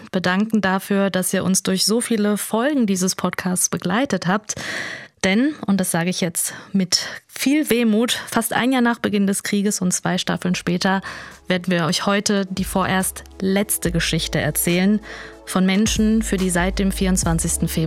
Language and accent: German; Kazakhstan; born there; Und Sie sind dann nach Kasachstan, also in mein Geburtsland, geflohen, hast du gesagt.